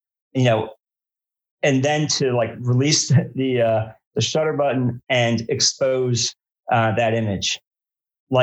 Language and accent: English; outside New York City, United States; moved away as an adult; also born or lived in Brooklyn, New York; now in Richmond, United States; I grew up outside New York City